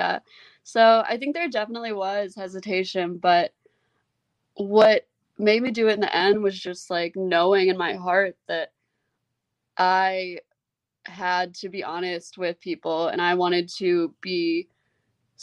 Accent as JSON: {"language": "English", "town": "Memphis", "region": "Tennessee", "country": "United States", "tie": "born or raised there", "said": "I wouldn't have wanted to be raised anywhere else. I think being raised here really helped like shape who I am"}